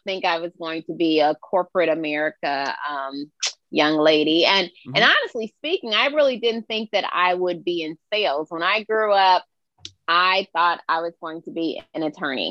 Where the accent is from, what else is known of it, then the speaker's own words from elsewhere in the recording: Chicago, Illinois, United States; I grew up in Chicago, suburban Chicago, the youngest of three